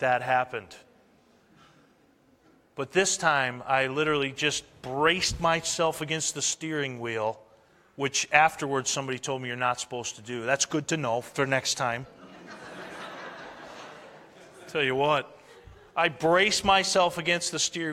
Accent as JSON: {"language": "English", "region": "New England", "country": "United States", "moved": "yes", "said": "I'm from New England, and we have plenty of snow there, too."}